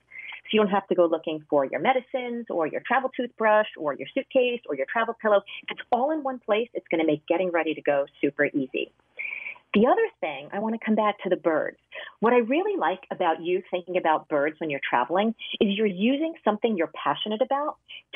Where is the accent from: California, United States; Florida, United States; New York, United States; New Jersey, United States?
New Jersey, United States; I grew up in New Jersey